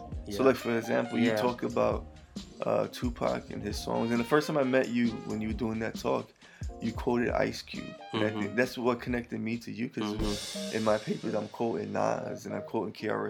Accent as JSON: {"language": "English", "town": "New York City", "region": "New York", "country": "United States", "tie": "born or raised there", "moved": "yes", "said": "growing up in the Bronx"}